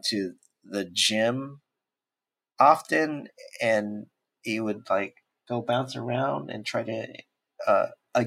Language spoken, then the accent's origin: English; San Diego, California, United States; moved away as an adult; now in Oakland, United States; I originally born and raised in San Diego, but since I work at Pixar, I live in Oakland now